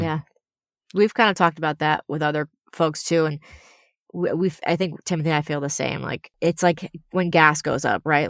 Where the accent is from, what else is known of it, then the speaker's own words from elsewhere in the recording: Connecticut, United States; now in Los Angeles, United States; I'm from Connecticut